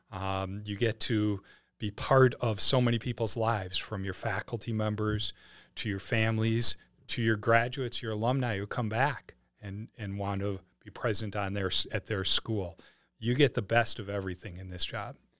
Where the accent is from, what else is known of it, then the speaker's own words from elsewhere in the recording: Wisconsin, United States; moved away as an adult; now in St. Charles, United States; we had lived in Wisconsin for most of our lives, all of our lives before we moved here